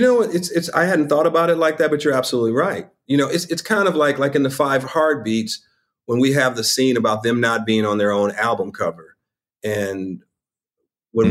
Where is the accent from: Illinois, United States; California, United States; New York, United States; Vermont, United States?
Illinois, United States; Chicago; I'm from Chicago, the West Side of Chicago